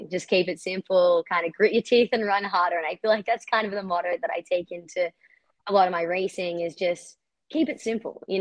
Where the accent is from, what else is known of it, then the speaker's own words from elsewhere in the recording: Australia; now in United States; No, I swear I'm still Australian because everyone in America is like, you sound so Australian.